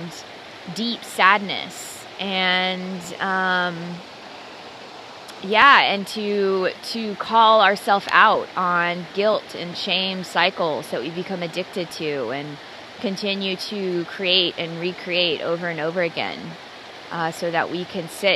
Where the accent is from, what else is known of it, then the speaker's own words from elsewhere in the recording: Dallas, Texas, United States; I was born and raised in Dallas, Texas in Christianity